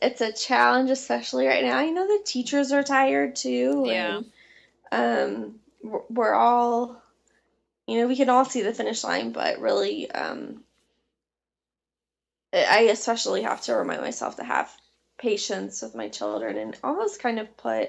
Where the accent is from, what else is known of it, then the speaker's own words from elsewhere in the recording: Illinois, United States; now in Charlotte, United States; as a child growing up in Illinois